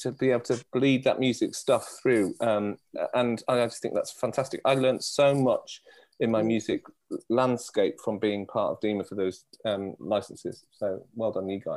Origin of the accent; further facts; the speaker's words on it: North Wales, United Kingdom; I come from North Wales